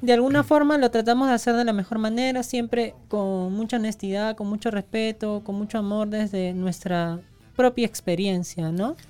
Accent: Peru; sí somos peruanas

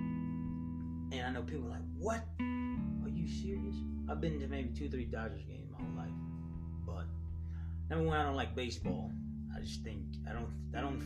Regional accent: Los Angeles, California, United States; I'm from South Central LA, and I'm a proud LA native

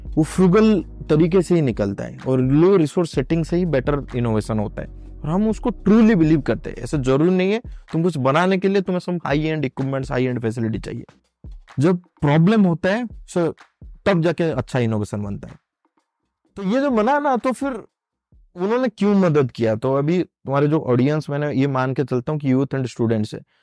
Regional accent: Odisha, India; मैं उड़ीसा से हूँ जस्ट बिकॉज कि मैं तो उड़ीसा से हूँ

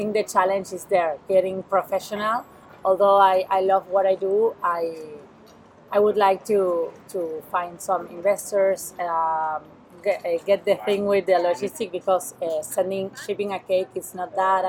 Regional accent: Buenos Aires, Argentina; English is a second language; moved away as an adult; now in Barcelona, Spain; I'm from Buenos Aires in Argentina, South America. I'm living in Barcelona since a year ago.

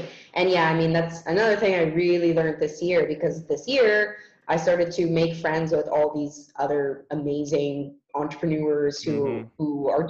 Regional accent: Canada; born there; I'm lucky that I was born in Canada and mm-hmm. have the passport that I do and come mm-hmm. from a wealthy country.

